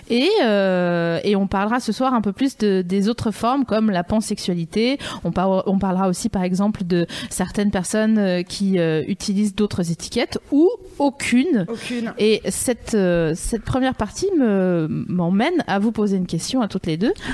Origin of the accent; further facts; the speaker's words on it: Vosges, Grand Est, France; je viens des Vosges